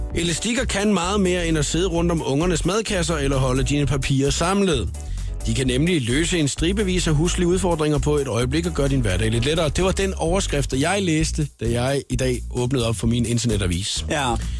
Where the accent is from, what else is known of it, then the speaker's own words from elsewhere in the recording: Svendborg, Southern Denmark, Denmark; moved away; vi, øh, har begge to haft vores ungdom i, øh, Svendborg